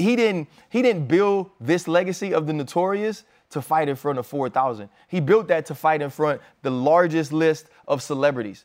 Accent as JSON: {"language": "English", "town": "New Orleans", "region": "Louisiana", "country": "United States", "said": "I'm from New Orleans"}